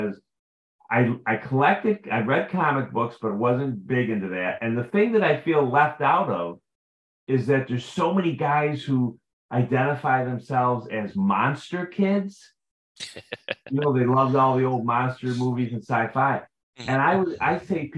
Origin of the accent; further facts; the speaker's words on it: Rochester, New York, United States; I grew up in Rochester, New York